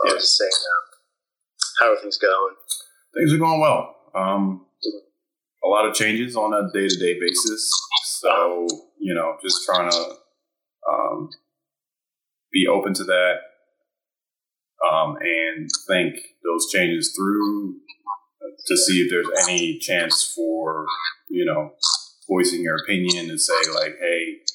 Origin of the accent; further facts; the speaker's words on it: Southern Maryland, United States; also born or lived in Virginia Beach, Virginia; pretty much grew up in Maryland ever since, what, uh, five, six years old. So grew up Southern Maryland, went to school in Virginia. Ended up uh, just uh, staying around the area.